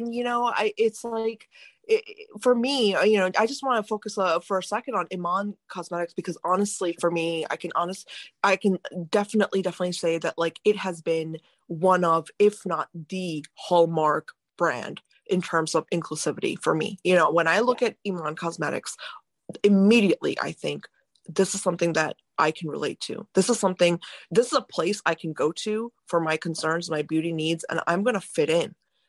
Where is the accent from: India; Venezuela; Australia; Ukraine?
India; I come from a, you know, a conservative family, you know, being Indian, mm-hmm. Indian parents are very strict.